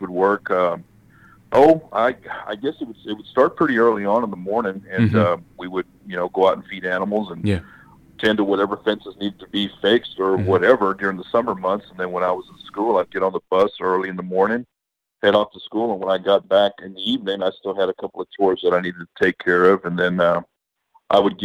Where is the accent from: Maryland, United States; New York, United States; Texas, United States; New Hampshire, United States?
Texas, United States; Uvalde; also born or lived in San Antonio, Texas; My dad retired from Kelly Air Force Base in the mid to late 70s, and then we moved out to Uvalde, Texas